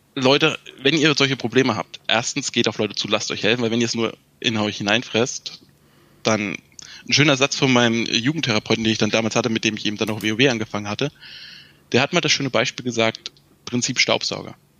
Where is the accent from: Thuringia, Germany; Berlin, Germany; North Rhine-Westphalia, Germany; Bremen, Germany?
Thuringia, Germany; ich komme aus Thüringen, also aus dem Osten